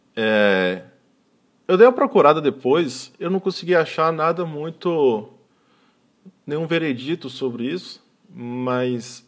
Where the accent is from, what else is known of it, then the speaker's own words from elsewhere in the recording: Espírito Santo, Brazil; Eu nasci no Espírito Santo, mas meu pai é do interior do Ceará